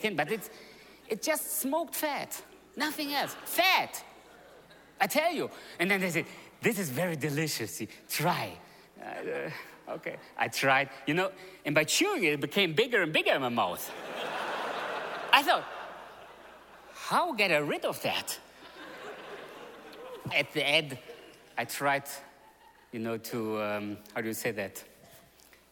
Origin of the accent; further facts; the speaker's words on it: Germany; moved away; also born or lived in Russia; I was born in Russia. But I grew up actually in Germany. I came to Germany in 1976, so my parents came earlier than the whole movement came. So I grew up in Germany.